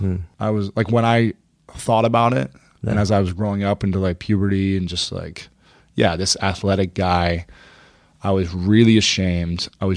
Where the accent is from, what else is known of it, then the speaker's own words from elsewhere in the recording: Ohio, United States; Yeah. Ohio.